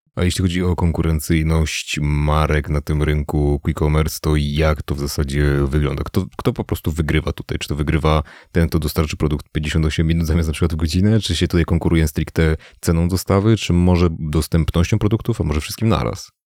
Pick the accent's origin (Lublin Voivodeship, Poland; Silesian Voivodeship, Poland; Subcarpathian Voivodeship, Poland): Subcarpathian Voivodeship, Poland; Mielec; pochodzę z Mielca, to jest stosunkowo niewielkie miasto na tle Polski